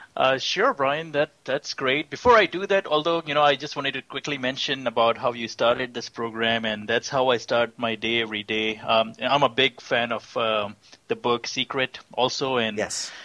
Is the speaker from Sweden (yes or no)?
no; Pakistan; moved away as an adult; also born or lived in Austin, Texas; now in Houston, United States; I'm originally from Pakistan. I I came here about 24 years ago and as a student